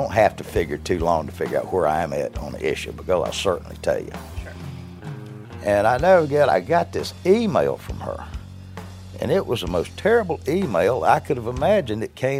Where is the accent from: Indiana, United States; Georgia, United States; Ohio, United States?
Georgia, United States; Hartwell; a close friend of mine from Hartwell, my hometown.